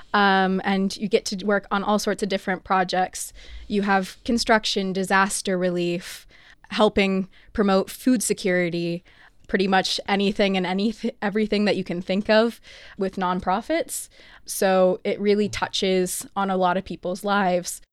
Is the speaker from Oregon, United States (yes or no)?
yes; Oregon, United States; I'm from Oregon